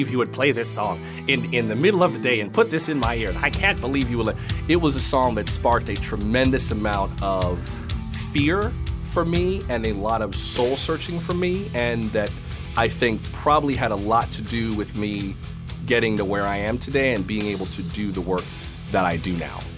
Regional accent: the South, United States; I'm, you know, was raised in the Baptist church or I'm from the South

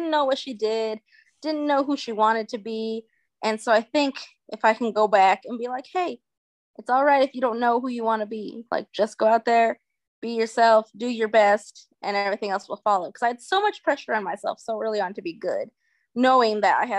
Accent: New Mexico, United States; moved away; I'm from New Mexico

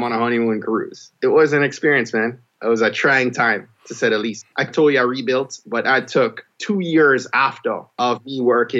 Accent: Jamaica; now in Maryland, United States; I'm a Jamaican

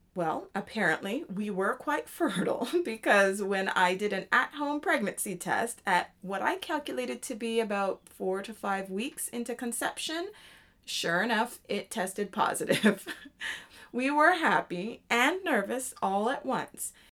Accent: Canada; moved away; I am Canadian, so it was a great time being home for me.

